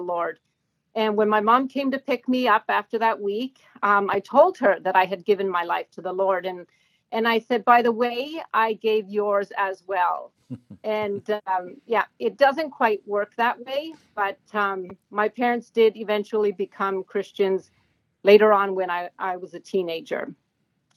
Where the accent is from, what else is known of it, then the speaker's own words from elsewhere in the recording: Sudbury, Ontario, Canada; also born or lived in Lively, Ontario; I am from Sudbury